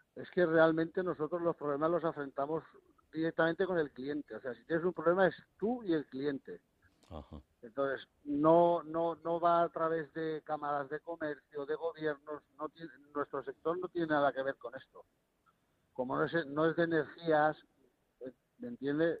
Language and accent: Spanish; Spain; moved away as an adult; now in Morocco; yo como español